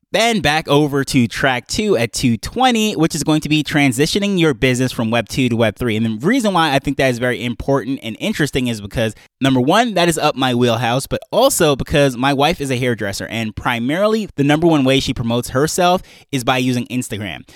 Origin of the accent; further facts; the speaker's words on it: Jamaica; we're coming from Jamaica